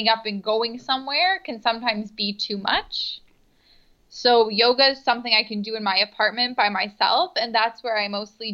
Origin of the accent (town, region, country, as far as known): Niagara Falls, Ontario, Canada; now in Toronto, Canada